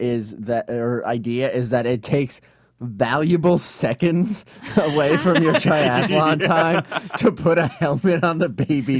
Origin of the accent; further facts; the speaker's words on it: South Shore of Long Island, New York, United States; I grew up on the South Shore of Long Island.